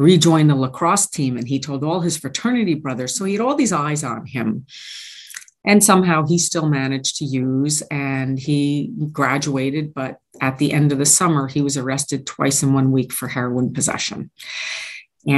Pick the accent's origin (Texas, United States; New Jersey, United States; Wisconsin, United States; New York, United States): New Jersey, United States; Oradell; also born or lived in Midland Park / Allendale; I grew up in Oradell, lived in Midland Park, moved to Allendale